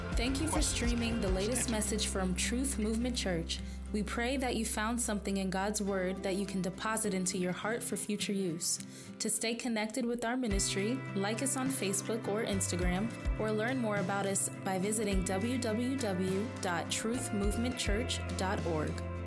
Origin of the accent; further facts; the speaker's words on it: Syracuse, New York, United States; moved away as an adult; I'm from Syracuse, New York, play for UCF